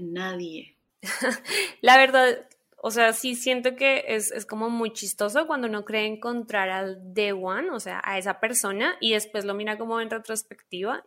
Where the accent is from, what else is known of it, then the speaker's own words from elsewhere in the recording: Colombia; como buena colombiana